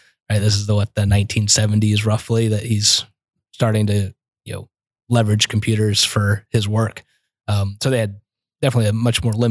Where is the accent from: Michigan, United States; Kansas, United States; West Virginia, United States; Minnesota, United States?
Kansas, United States; I'm from Kansas